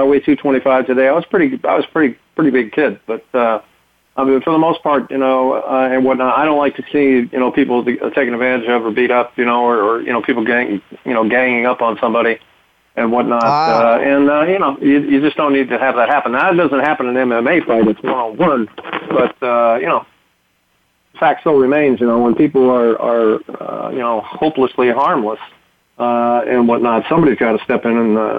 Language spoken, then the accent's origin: English; East Coast, United States; born there; I guess you know I was born on the East Coast and whatnot. It's kind of a different culture back there.